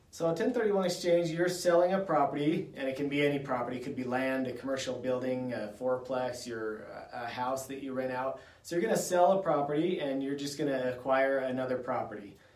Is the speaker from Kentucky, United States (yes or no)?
no; Idaho, United States; I grew up here in Idaho, and I love it here